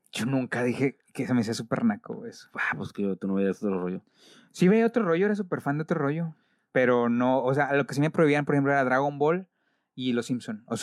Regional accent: Mexico; Soy mexicano, sí les puedo decir eso.

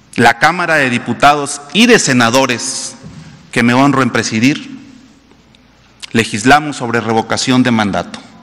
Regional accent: Mexico

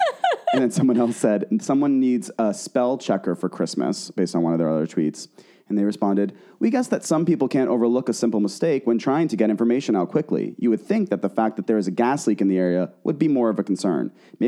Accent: Boston, Massachusetts, United States; We're from Boston. We went to school in Boston.

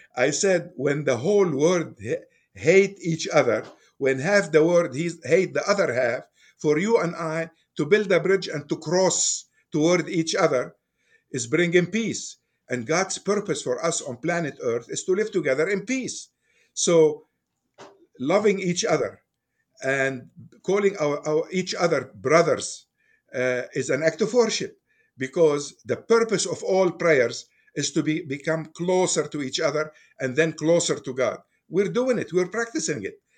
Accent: Beirut, Beirut Governorate, Lebanon; moved away as an adult; now in Fairfax, United States; I was born in Beirut, Lebanon, and I spent my youth over there. I moved to United States in nineteen sixty-nine. So, during these years, I was growing up in Lebanon.

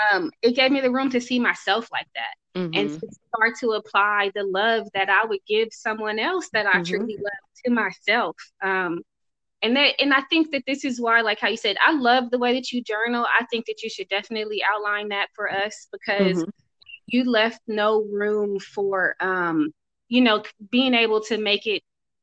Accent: Oakland, California, United States; I'm from Oakland. I just look like this.

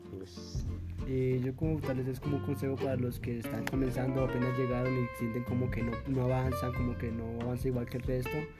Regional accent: Colombia; moved away as an adult; now in Tunja, Colombia; ahorita estamos en Tunja, como a cuatro horas de mi pueblo

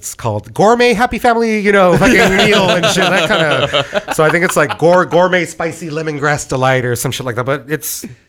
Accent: Santa Ana, California, United States; I'm from Santa Ana. Dude, born and raised in Santa Ana. Born and raised in Santa Ana.

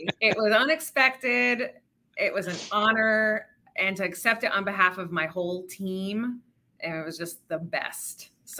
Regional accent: Rhode Island, United States; moved away as an adult; now in Chicago, United States; I grew up in Rhode Island. And I went to the University of Rhode Island

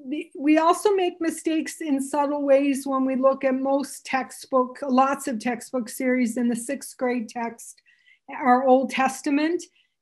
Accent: Canada; So I'm Canadian, which you probably wonder where the heck I have this funny little accent. My family thinks I sound American, but to Americans, I sound, they don't, can't figure it out.

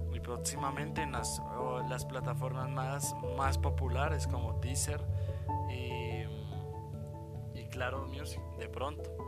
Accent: Bogotá, Colombia; Nosotros somos de Bogotá, Colombia y estamos casados

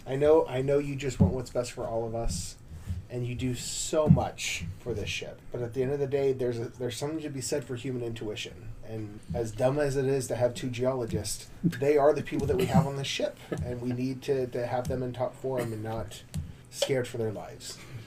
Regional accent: Midwest, United States; You know I grew up in the Midwest.

